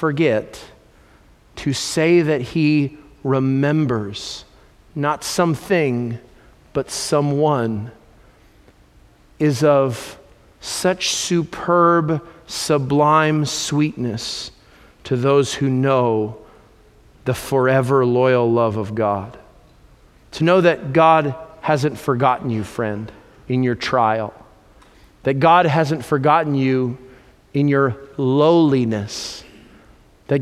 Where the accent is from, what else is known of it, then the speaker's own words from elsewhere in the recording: California, United States; I'm from California